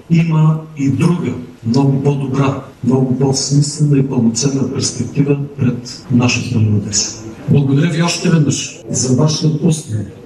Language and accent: Bulgarian; Bulgaria; ни карате горди, че сме българи